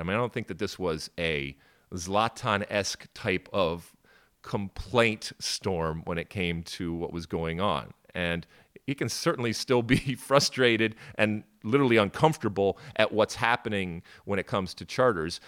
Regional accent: Midwest, United States; accent: Midwestern; my Midwestern accent

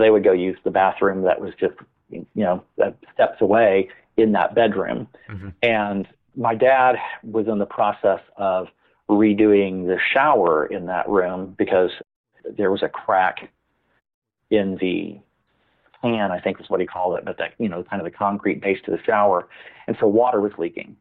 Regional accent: Farmers Branch, Texas, United States; I grew up in the North Dallas area of Dallas, Texas, and this was in a little suburb of Dallas called Farmers Branch

